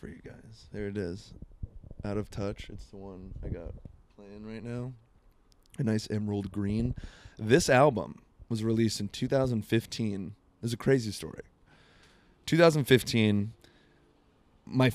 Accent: Florida, United States; now in Seattle, United States; Growing up in Florida

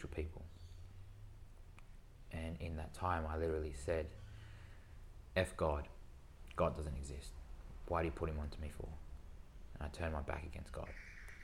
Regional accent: Sydney, New South Wales, Australia; I was born and raised in Sydney

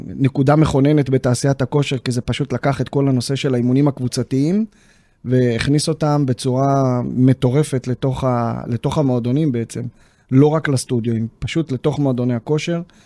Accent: Neve Monosson, Central District, Israel; ביישוב נווה מונוסון, איפה שגדלתי

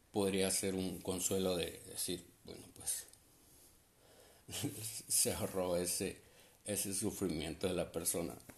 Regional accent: Sonora, Mexico; now in Tecate, Mexico; soy nacido allá en Sonora, pero radicó en Tecate, California

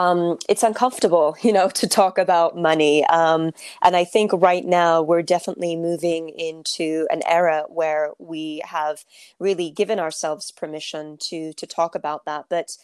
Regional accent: Turkey; I come from, I'm from Turkey, so I come from a culture that that really is a story of, you know, women are supposed to be at home

